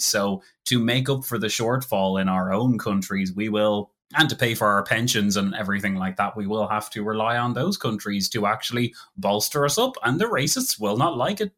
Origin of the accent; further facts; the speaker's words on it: Ireland; I'm Irish and I'm speaking English